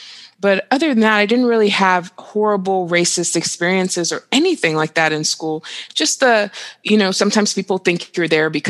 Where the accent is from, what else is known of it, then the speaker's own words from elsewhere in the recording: Nigeria; also born or lived in Dubai, United Arab Emirates / Saudi Arabia; Like, I'm from Nigeria, and so I would go to Nigeria every summer, you know, and I grew up in the Middle East, like in Dubai and Saudi Arabia.